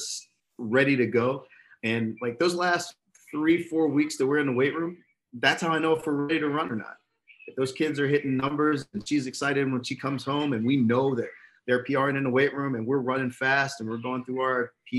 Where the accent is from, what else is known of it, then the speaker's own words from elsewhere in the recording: Philadelphia, Pennsylvania, United States; moved away; I'm from Philly